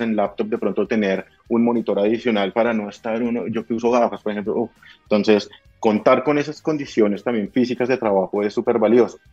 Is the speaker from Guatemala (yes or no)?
no; Bogotá, Colombia; moved away; yo soy de Bogotá, en Colombia